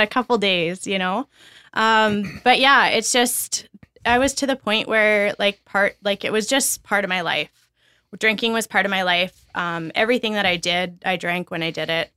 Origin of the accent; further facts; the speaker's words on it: Brooks, Alberta, Canada; also born or lived in Red Deer; I grew up in Brooks, Alberta.